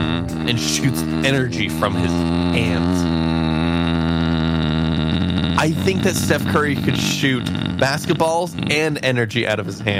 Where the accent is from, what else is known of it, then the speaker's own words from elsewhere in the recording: Scotland, United Kingdom; We're Scottish.